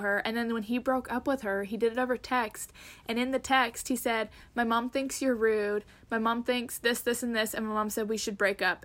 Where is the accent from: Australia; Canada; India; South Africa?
Canada; as a Canadian